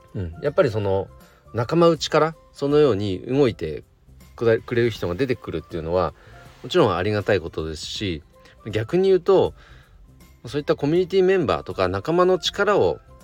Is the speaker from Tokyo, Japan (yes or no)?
no; Nagano, Japan; 地元長野県の